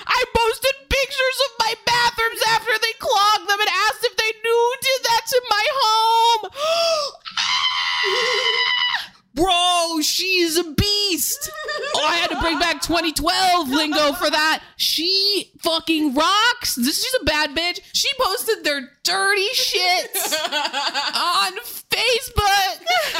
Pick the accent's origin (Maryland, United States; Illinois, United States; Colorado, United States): Colorado, United States; I grew up in Colorado